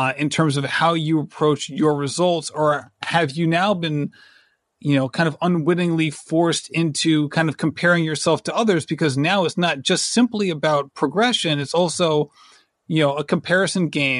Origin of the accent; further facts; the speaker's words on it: Rhode Island, United States; also born or lived in Manchester, Connecticut; I basically moved to Rhode Island pre-kindergarten